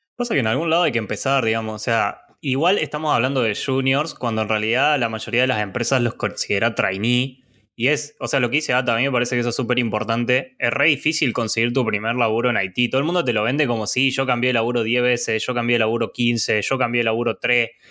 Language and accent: Spanish; Córdoba, Argentina; soy de Córdoba